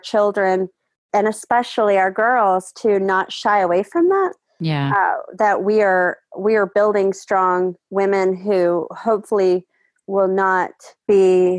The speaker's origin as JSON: {"language": "English", "region": "Georgia", "country": "United States", "tie": "born or raised there", "moved": "yes", "said": "if it wasn't already my home state, I don't think that we would have moved here"}